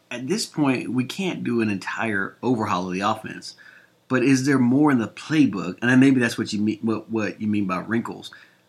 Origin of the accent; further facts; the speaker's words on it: Jacksonville, Florida, United States; since I grew up in Jacksonville where they play the game